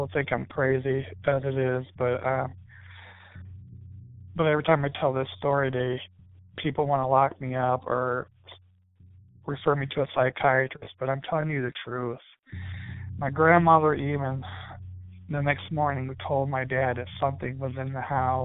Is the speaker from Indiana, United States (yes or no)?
yes; Fort Wayne, Indiana, United States; I'm from Fort Wayne, Indiana